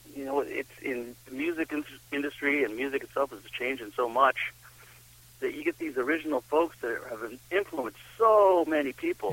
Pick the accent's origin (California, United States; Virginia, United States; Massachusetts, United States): Massachusetts, United States; south of Boston; moved away as an adult; now in Vermont, United States; I grew up down in Massachusetts, down in um south of Boston.